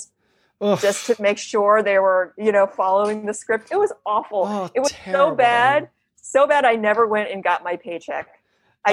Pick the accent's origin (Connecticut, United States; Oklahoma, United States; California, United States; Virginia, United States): Connecticut, United States; moved away; also born or lived in New York City; I had moved back from New York City back to where I grew up in Connecticut